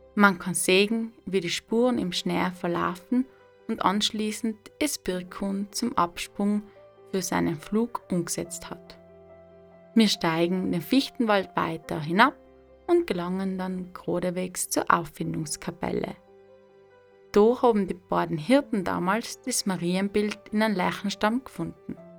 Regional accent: South Tyrol, Trentino-Alto Adige, Italy; meiner Heimat Südtirol

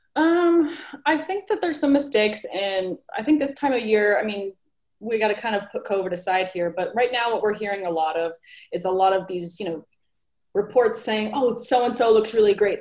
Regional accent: California, United States; I was born and raised in California

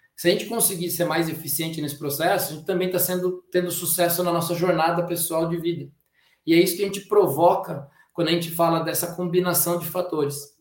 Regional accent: Brazil; a gente tem a mania como brasileiro

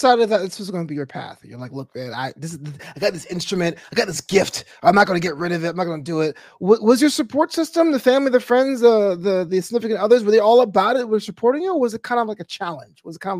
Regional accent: New York City, New York, United States; moved away as an adult; now in Los Angeles, United States; I was actually raised in Brooklyn. I moved out to Los Angeles about 15 years ago.

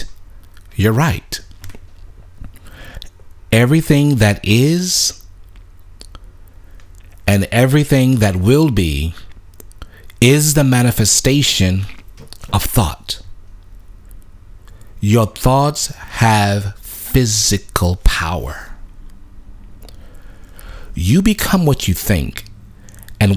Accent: Louisiana, United States; I grew up in the in Louisiana

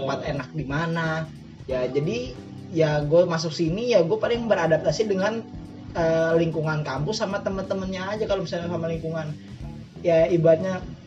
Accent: Jakarta, Indonesia; moved away as an adult; now in Semarang, Indonesia; gue asal dari Jakarta

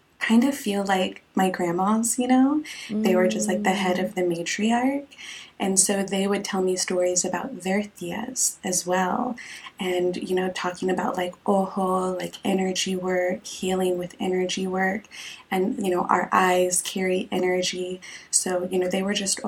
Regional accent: Texas, United States; moved away as an adult; also born or lived in Portland, Oregon; I'm Mexican American, and I was born and raised in Texas

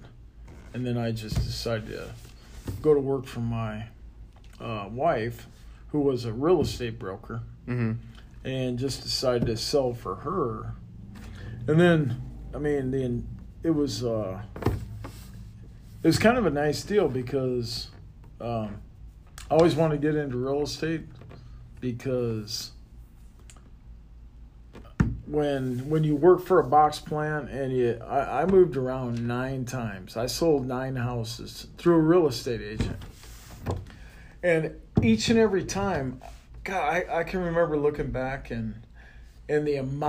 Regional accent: Sergeant Bluff, Iowa, United States; now in St. George, United States; I grew up in a small town called Sergeant Bluff, Iowa.

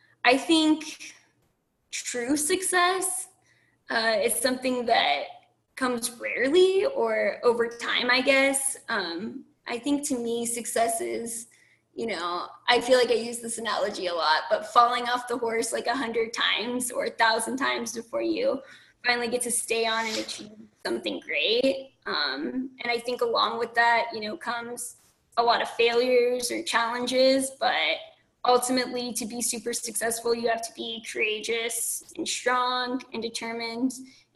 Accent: California, United States; also born or lived in Pennsylvania / Nevada / Texas; You know, I've lived in Pennsylvania, I've lived in Nevada, I've lived in Texas, I'm from California.

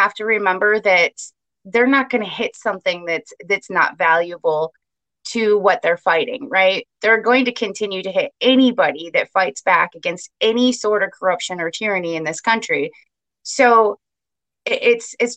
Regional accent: Kent County, Michigan, United States; I'm from Kent County. I've lived there my entire life.

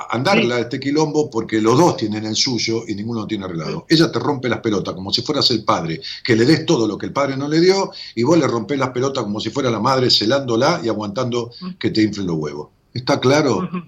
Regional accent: Berazategui, Buenos Aires Province, Argentina; De Verazategui. Bueno, de Verazategui.

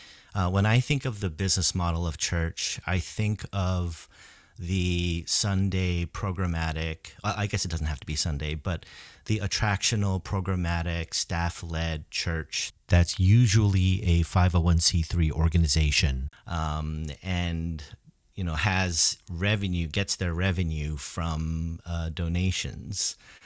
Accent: New York City, New York, United States; now in Boston, United States; I am originally from the New York City area, but I've been living in the Boston area for most of my life now.

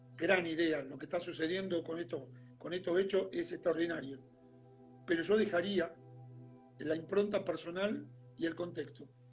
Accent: Argentina; en nuestro país es muy particular en un montón de cosas

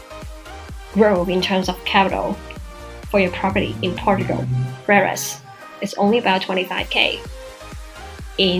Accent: Macau; my hometown, Macau

